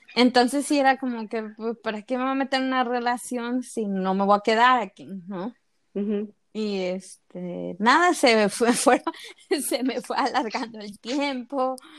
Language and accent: Spanish; Veracruz, Mexico; yo soy de Veracruz